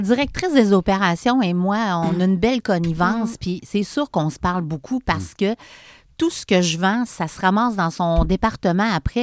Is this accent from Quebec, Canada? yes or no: yes; Charny, Quebec, Canada; born or raised there; also born or lived in Montreal